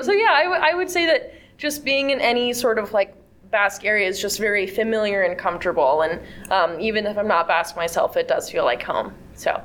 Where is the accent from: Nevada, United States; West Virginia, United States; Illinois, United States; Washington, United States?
Nevada, United States; Elko; growing up in Elko, it's the, the culture is everywhere.